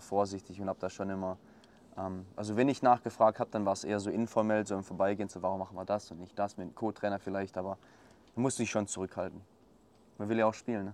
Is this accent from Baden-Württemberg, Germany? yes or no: yes; Swabia, Black Forest, Baden-Württemberg, Germany; ich komme aus dem Schwabenland, aus dem Schwarzwald, ähm, relativ kleine Region